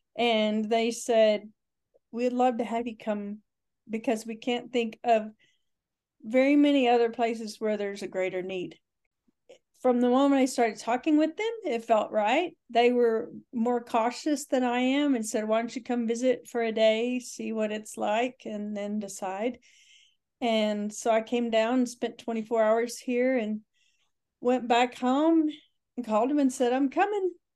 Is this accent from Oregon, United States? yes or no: no; Texas, United States; moved away; I am a Texan who just, uh, returned to Texas after quite a few years away